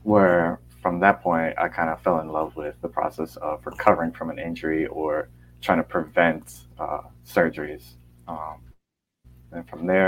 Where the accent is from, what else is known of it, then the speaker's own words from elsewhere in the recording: Naples, Florida, United States; also born or lived in Vermont; I grew up in the Southwest Florida area, Naples specifically.